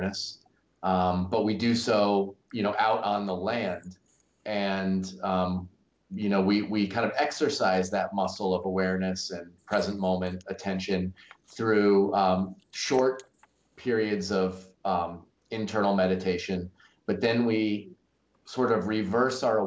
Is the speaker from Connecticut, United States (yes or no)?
yes; Connecticut, United States; moved away as an adult; also born or lived in North Carolina; growing up in Connecticut, the old stone walls and the maple trees and the little rivers were very soothing for me as a kid